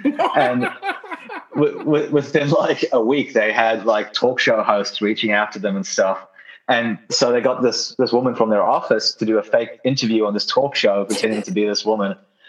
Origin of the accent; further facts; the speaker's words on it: New Zealand; also born or lived in Australia; I'm from Australia, as you might not know. I'm from New Zealand originally, but I spent like a decade in Australia basically.